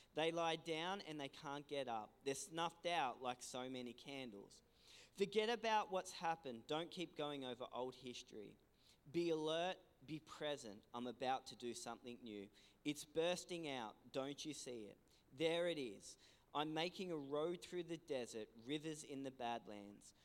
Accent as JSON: {"language": "English", "town": "Ulladulla", "region": "New South Wales", "country": "Australia", "tie": "born or raised there", "said": "we're originally from Ulladulla. Uh, um, you know, this is my home. This is my hometown"}